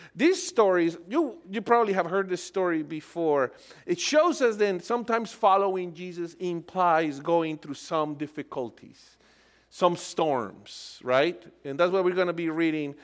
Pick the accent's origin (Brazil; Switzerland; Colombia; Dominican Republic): Colombia; moved away; I'm originally from Colombia.